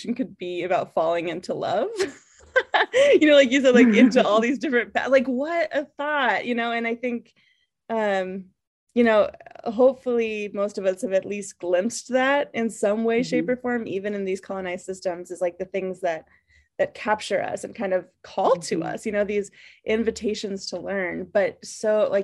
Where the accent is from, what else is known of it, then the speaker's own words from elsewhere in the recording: Colorado, United States; now in Boston, United States; I grew up in Colorado